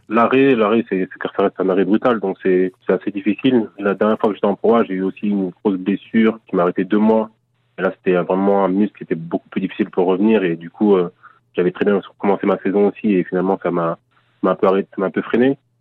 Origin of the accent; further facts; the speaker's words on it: Paris region, Île-de-France, France; also born or lived in Congo (parents' country); now in Nancy, France; je suis parti de Nancy à l'âge de 9 ans avec mes parents en région parisienne.